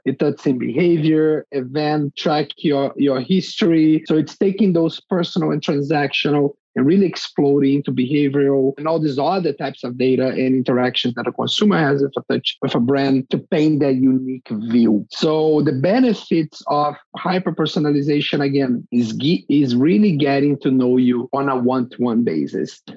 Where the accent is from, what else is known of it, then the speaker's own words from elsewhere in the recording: Brazil; moved away as an adult; I'm from Brazil originally. That's where I started my career